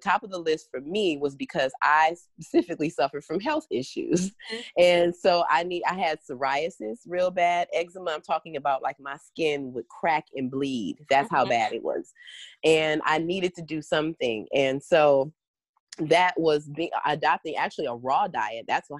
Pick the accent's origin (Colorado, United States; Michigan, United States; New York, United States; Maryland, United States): Michigan, United States; Detroit; because I am African American and I'm from Detroit. I've lived in all kinds of different areas throughout the country.